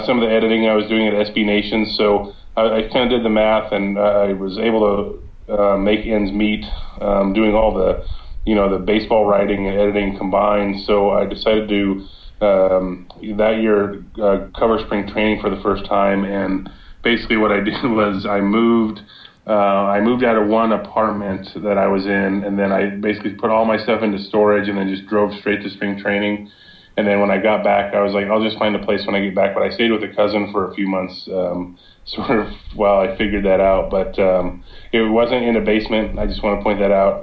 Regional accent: Southern California, United States; I grew up in Southern California

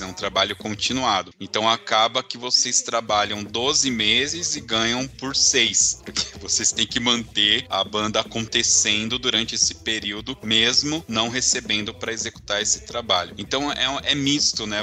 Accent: Southeast, Brazil; eu sou do Sudeste

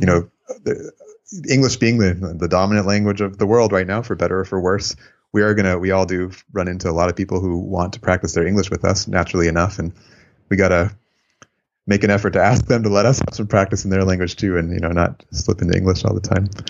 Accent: San Francisco Bay Area, California, United States; also born or lived in Japan / Albania; my mom's American, but, um, we moved here when I was a baby.

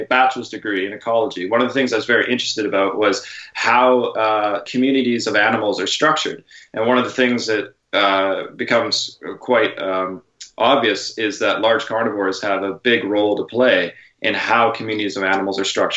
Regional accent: Canada; now in San Diego, United States; as a Canadian

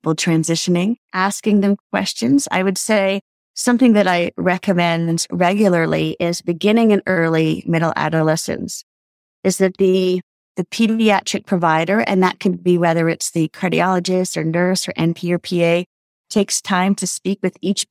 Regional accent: Canada; So I'm Canadian

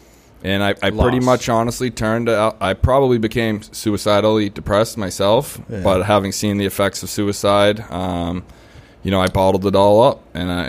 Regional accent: Boston, Massachusetts, United States; I grew up in Boston my whole life, West Roxbury. I had a great upbringing.

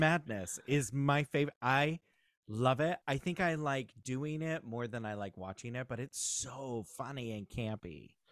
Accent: Southern California, United States; also born or lived in Ogden, Utah; I grew up here in Southern California.

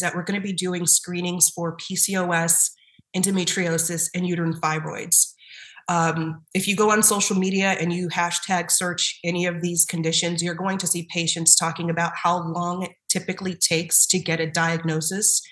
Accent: Southern California, United States; moved away as an adult; now in Boston, United States; So I'm from Southern California. Mm-hmm. And I did not grow up in Boston or the New England area

